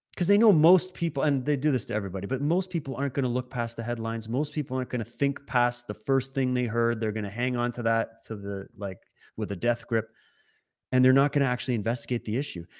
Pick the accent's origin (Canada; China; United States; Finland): Canada; also born or lived in Alberta / Ontario / Saskatchewan; now in British Columbia, Canada; I was born in Alberta, raised in Sis-, Ontario and Saskatchewan, and I now resi-, reside in British Columbia